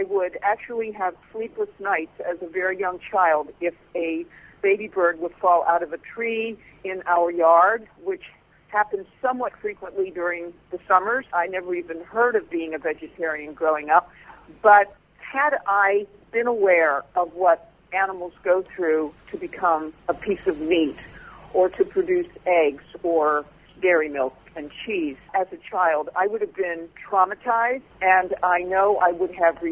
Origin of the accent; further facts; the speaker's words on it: Pennsylvania, United States; now in Virginia, United States; I grew up in Pennsylvania in a semi-rural county